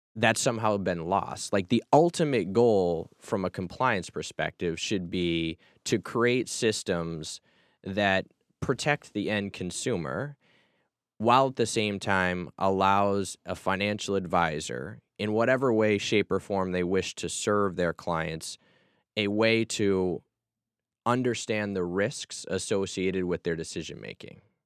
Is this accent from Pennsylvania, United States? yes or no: no; Massachusetts, United States; I grew up in Massachusetts